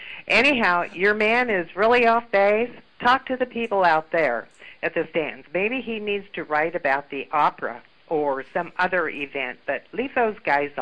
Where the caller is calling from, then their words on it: Sacramento, California, United States; I'm calling from Sacramento